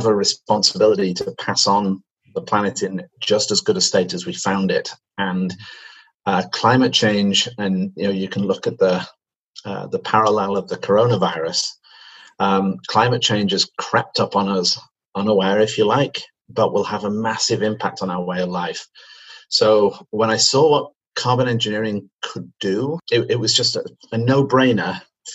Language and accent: English; Manchester, North West England, United Kingdom; accent: British; moved away as an adult; now in Canada; as you can probably tell from my accent, I'm British. I come from Manchester, and I moved to Canada in 1996